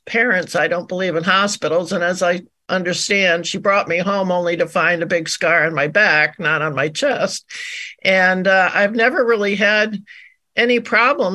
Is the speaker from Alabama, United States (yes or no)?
no; Glastonbury, Connecticut, United States; now in Maine, United States; I'm calling from cold and snowy Maine, but I was in Glastonbury where my parents were. I was born on January 28th, 1949